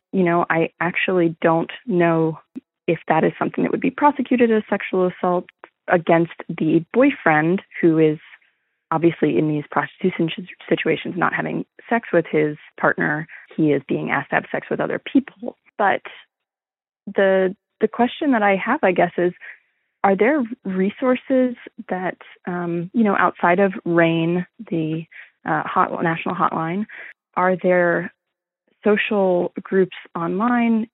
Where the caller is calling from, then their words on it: Austin, Texas, United States; I'm calling from Austin, Texas